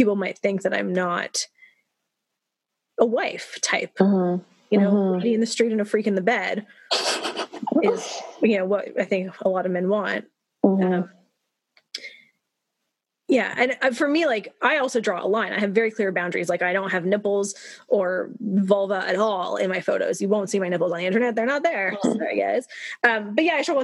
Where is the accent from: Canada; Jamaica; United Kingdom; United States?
Canada; I grew up in Canada in a liberal country